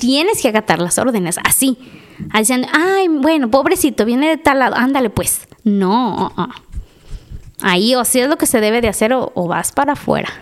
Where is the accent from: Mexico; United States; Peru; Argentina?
Mexico; somos mexicanos